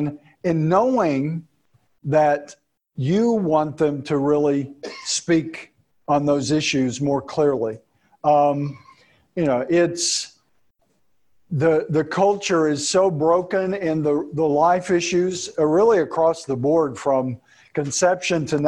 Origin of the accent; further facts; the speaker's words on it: Texas, United States; I'm from Texas